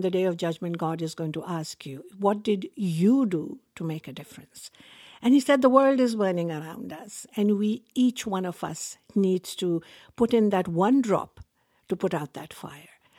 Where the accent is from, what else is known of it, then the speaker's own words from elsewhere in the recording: Pakistan; now in Canada; I was born in Pakistan. I grew up in a culture where women were supposed to be seen and not heard